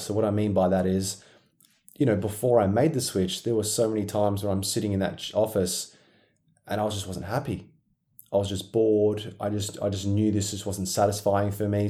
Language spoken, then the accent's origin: English; Perth, Western Australia, Australia; I was very very busy in my in my hometown Perth, Western Australia